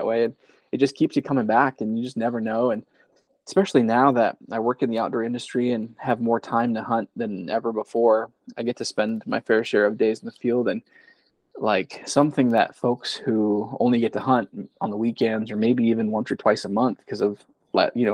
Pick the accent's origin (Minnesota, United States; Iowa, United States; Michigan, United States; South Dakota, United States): South Dakota, United States; also born or lived in California; And then I moved out to South Dakota. And then I'm 32 now. So I feel like I've kind of grown up in the Midwest.